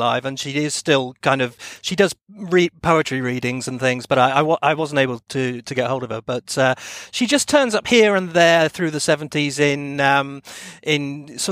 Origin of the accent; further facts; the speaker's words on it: Plymouth, South West England, United Kingdom; my hometown of Plymouth